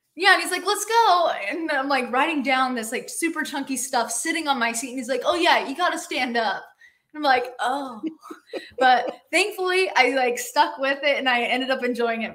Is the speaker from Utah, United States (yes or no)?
yes; Utah, United States; moved away as an adult; now in Bellingham, United States; I grew up in Utah